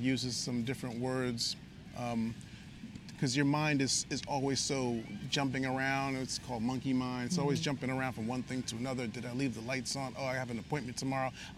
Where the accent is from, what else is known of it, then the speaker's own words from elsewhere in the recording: New York, United States; we're from New York